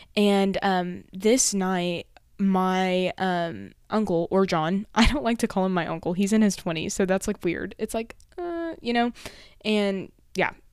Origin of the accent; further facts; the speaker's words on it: Amarillo, Texas, United States; moved away as an adult; now in College Station, United States; my actual home, which is in Amarillo, or my hometown